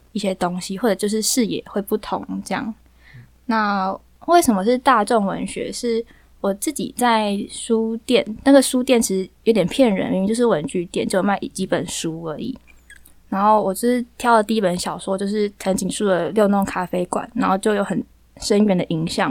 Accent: Taiwan; first language Taiwanese Hokkien; 我是本省人

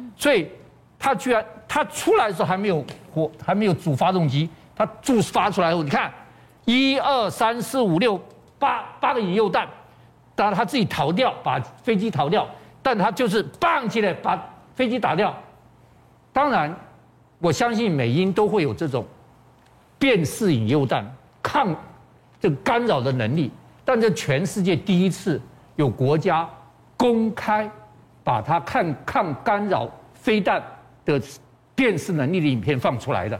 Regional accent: Taiwan; 我们台湾人

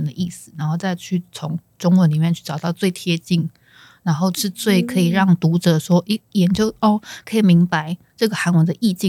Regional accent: Taiwan; first language Chinese; also born or lived in South Korea; 我们是土生土长的台湾人

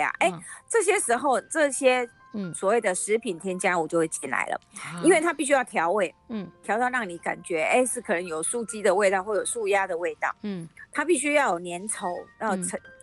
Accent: Taiwan; 就是我们台湾人吃动物性的比例都是

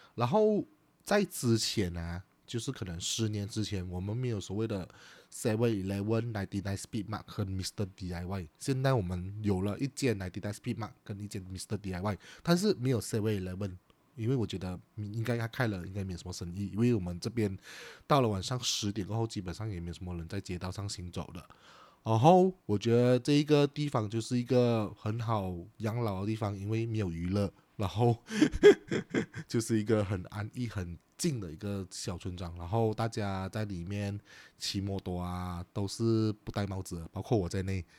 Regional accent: Chaah, Johor, Malaysia; 我的家乡，它就叫做山河港

